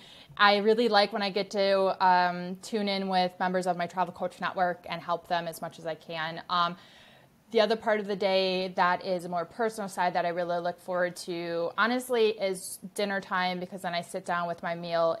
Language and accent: English; Milwaukee, Wisconsin, United States; I'm back home in my hometown of Milwaukee, Wisconsin